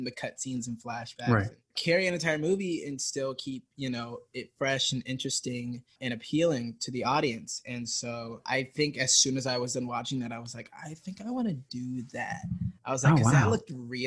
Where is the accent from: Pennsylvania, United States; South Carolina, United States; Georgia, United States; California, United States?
Georgia, United States; Stone Mountain; So I'm from Georgia, Stone Mountain, Georgia, specifically. It's like a really small town of like, I want to say 6,000. I grew up there